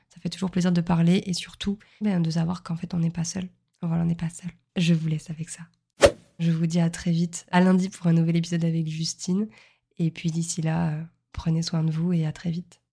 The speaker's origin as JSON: {"language": "French", "town": "Montpellier", "region": "Occitania", "country": "France", "tie": "born or raised there", "also_born_or_lived": "Lille", "moved": "yes", "lives_now": "Nice, France", "said": "je suis originaire de Montpellier"}